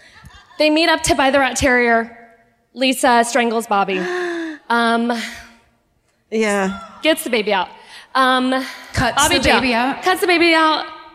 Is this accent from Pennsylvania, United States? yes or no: no; Lyndon, Kansas, United States; I am from a little town south of Topeka. It's called Linden.